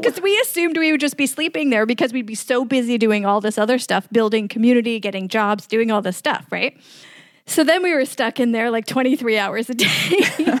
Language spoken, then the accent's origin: English; New York City, New York, United States; moved away as an adult; now in Bucharest, Romania; I grew up in New York City